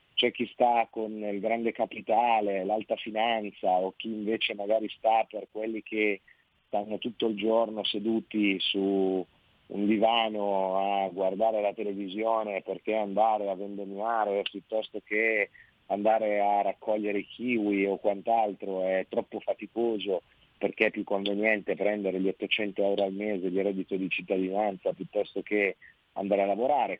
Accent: Piedmont, Italy; Io sono piemontese

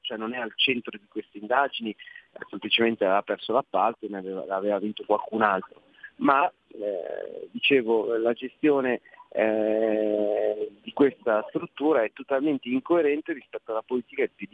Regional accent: Milan, Lombardy, Italy; siamo milanesi

